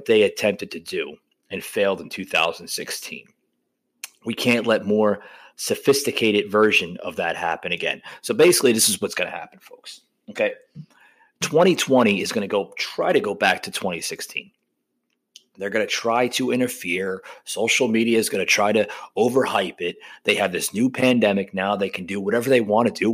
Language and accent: English; New Jersey, United States; I was born and raised in New Jersey